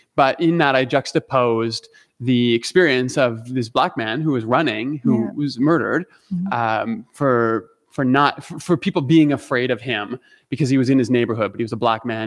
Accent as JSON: {"language": "English", "country": "Canada", "said": "I'm Canadian"}